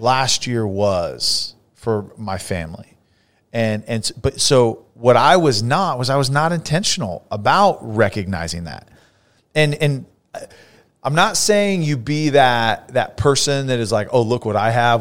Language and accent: English; Fresno, California, United States; now in Dallas area, United States; I grew up in Fresno